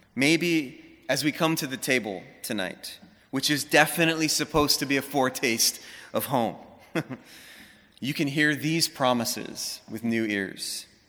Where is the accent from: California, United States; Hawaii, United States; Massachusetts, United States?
Hawaii, United States; Honolulu; moved away as an adult; also born or lived in Los Angeles; I grew up in Hawaii, Honolulu, right in the middle of the city